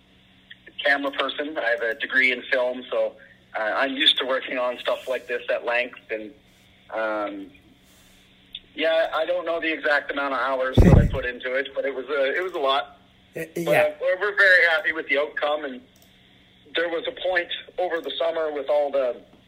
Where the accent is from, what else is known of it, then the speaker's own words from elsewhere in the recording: Canada; growing up in Canada